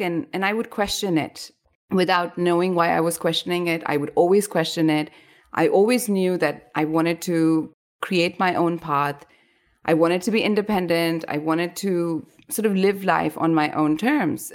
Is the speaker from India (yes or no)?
yes; India; moved away as an adult; also born or lived in Rajasthan (family origin); now in Bangkok, Thailand; I moved away from India